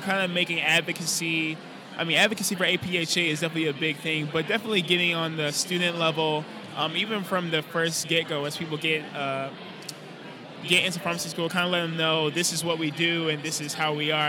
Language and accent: English; West Palm Beach, Florida, United States; moved away as an adult; now in Tampa, United States; I'm originally from West Palm Beach